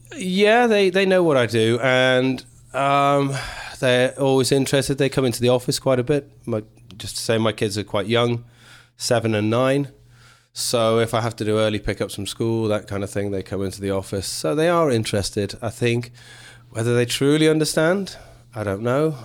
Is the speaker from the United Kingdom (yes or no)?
yes; England, United Kingdom; So I'm English through and through.